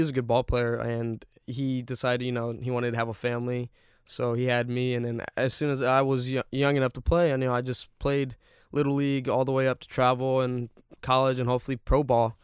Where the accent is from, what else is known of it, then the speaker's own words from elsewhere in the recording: Bay Area, California, United States; I grew up in the Bay Area